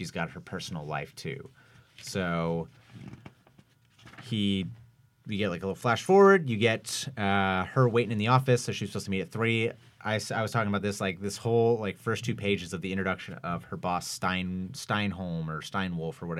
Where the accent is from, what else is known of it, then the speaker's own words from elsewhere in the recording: Washington, United States; growing up in Washington State